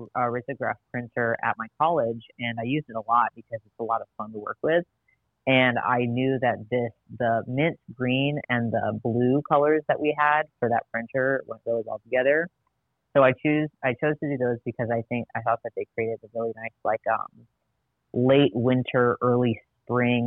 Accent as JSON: {"language": "English", "town": "Madison", "region": "Wisconsin", "country": "United States", "tie": "born or raised there", "said": "I grew up in Madison, Wisconsin"}